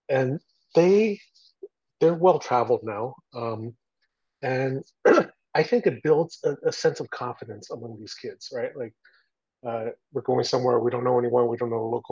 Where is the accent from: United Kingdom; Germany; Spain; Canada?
Canada; Toronto, Ontario; also born or lived in Taiwan; now in United States; I grew up in Toronto, Canada